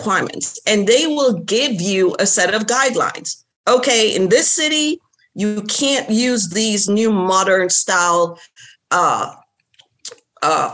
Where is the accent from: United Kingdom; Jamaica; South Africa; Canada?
Jamaica; moved away; also born or lived in Florida; my background, like I'm from Jamaica